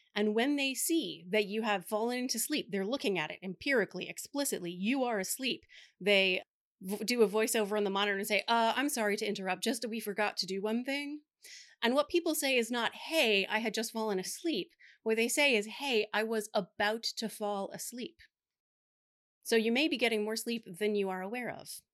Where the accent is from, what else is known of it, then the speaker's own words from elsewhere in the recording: Delaware, United States; … and I, being born and raised in Delaware, had Doctor Jill Biden as our tenth grade English teacher